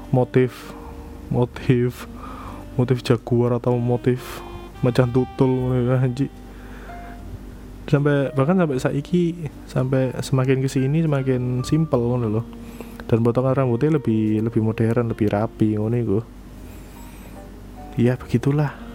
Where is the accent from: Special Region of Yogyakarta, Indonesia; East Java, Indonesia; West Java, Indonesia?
East Java, Indonesia; kita mah wong Jowo wong Jawa Timuran wong Jawa Timuran bosone beda